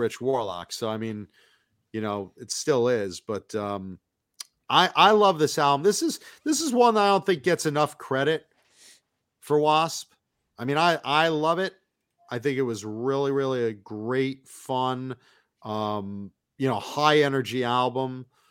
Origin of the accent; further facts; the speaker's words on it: East Coast, United States; I grew up on the East Coast